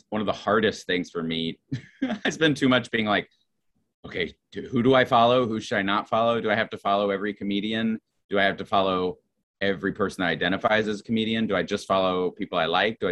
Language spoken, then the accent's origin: English; Roanoke, Virginia, United States; moved away as an adult; also born or lived in New Jersey / Chicago; now in New York, United States; I grew up in Roanoke, Virginia.